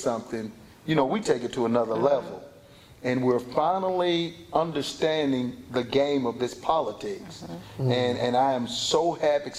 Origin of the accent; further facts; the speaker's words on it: Columbus, Georgia, United States; I grew up in Columbus, Georgia